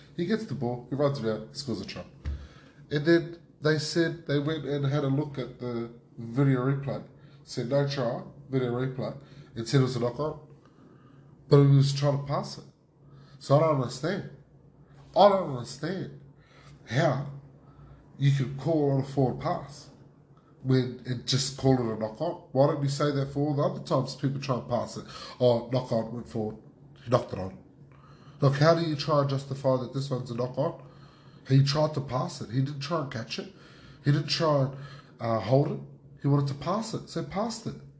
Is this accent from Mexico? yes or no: no; Australia